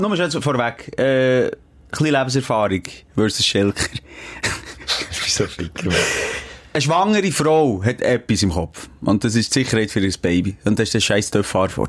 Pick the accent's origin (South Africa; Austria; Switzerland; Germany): Switzerland; bei uns in der Schweiz